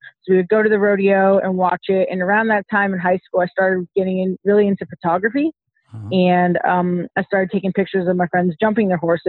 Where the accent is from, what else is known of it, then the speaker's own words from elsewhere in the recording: Colorado Springs, Colorado, United States; I went to high school in Colorado Springs, Colorado.